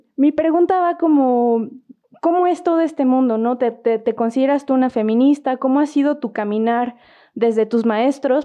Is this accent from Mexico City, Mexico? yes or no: no; Querétaro, Mexico; nosotros aquí en Querétaro, porque pues somos de acá de Querétaro